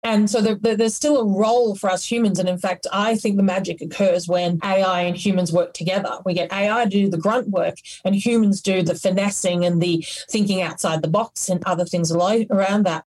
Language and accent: English; Australia